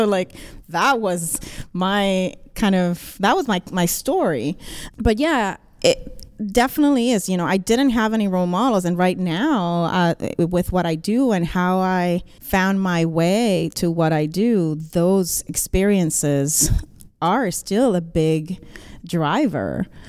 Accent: Puerto Rico; moved away as an adult; also born or lived in Boston; I had been living in Boston, so I was born and raised in Puerto Rico, went to college there, and then I finished.

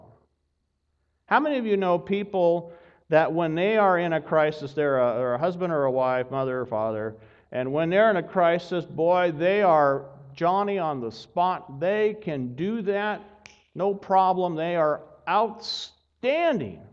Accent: Pacific Northwest, United States; moved away; there were about five of us that were from the Pacific Northwest

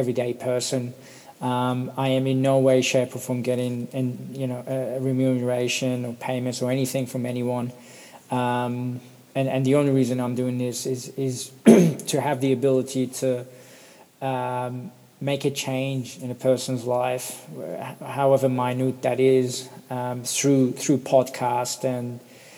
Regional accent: Perth, Western Australia, Australia; also born or lived in Sydney; I'm from Perth, Western Australia. I've been living here for 20 years

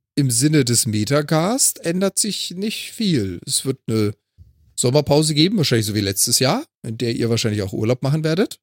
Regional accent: Freiburg, Baden-Württemberg, Germany; now in Hamburg, Germany; als gebürtiger Freiburger

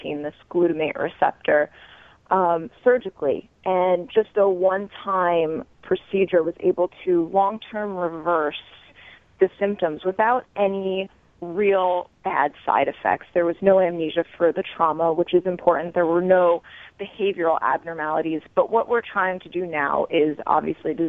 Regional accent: New York, United States; I'm a New Yorker. I lived through 9/11

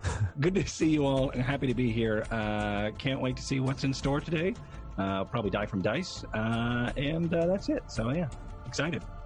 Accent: United States; I am an American

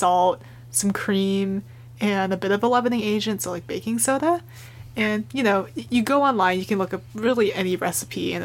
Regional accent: Portland, Oregon, United States; I'm from Portland

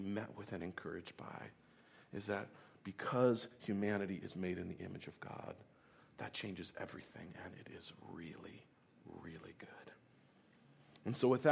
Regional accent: Tennessee, United States; I was born in Tennessee

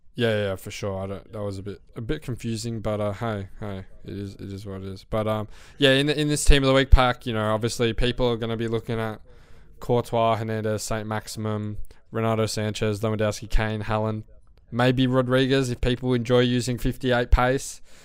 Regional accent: Australia; Australian people

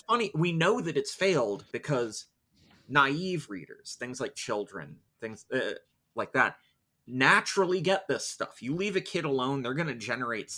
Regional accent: United States; because I'm American

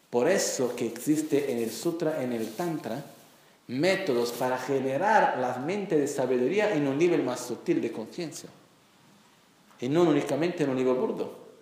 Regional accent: Brazil; Spanish is a second language; yo nací como brasileño

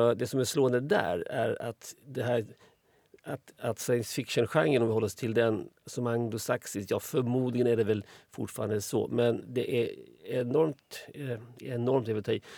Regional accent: Småland, Sweden; Jag, kommer från Småland

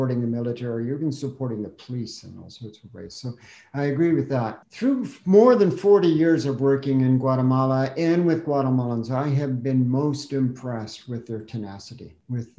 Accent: Canada; I'm Canadian

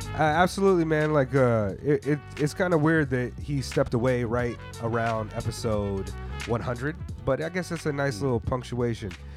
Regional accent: United States; growing up in the United States

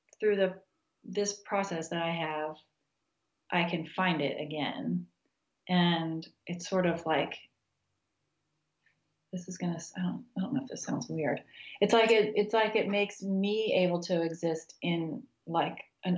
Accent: United States; moved away as an adult; also born or lived in Texas / Kansas / New Mexico; now in Charlottesville, United States; I grew up in Texas and Kansas, and I finished undergrad in New Mexico.

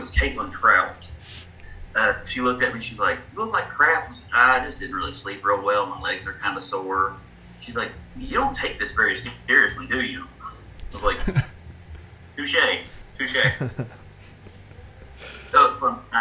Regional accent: Georgetown, Kentucky, United States; I'm from Georgetown, Kentucky.

